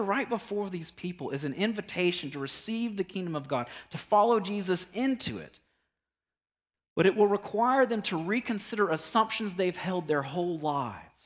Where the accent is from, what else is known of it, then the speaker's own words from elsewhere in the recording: United States; us as American Christians